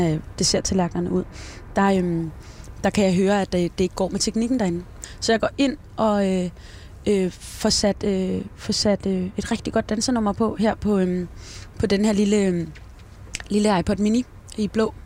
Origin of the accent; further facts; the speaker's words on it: Denmark; now in Esbjerg, Denmark; Jeg er vokset op i Rankeby og øh, uddannet fra Esbjerg